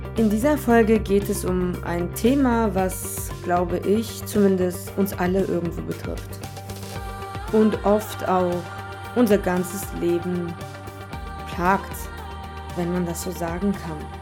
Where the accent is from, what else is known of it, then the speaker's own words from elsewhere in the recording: Germany; ich bin Deutsche mit Migrationshintergrund. Das bedeutet, ich wurde hier gezeugt und hier geboren. Ja, ich bin made in Germany und bin Deutsche.